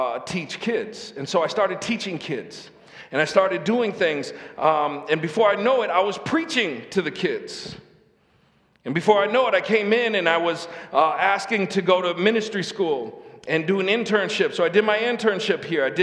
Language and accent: English; Lansing, Michigan, United States; moved away as an adult; also born or lived in Saginaw; I grew up in Lansing